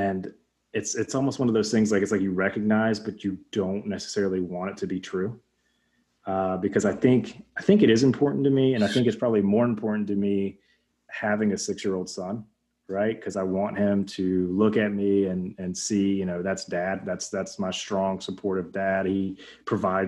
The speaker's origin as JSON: {"language": "English", "region": "Alabama", "country": "United States", "tie": "born or raised there", "said": "that's where we grew up in Alabama"}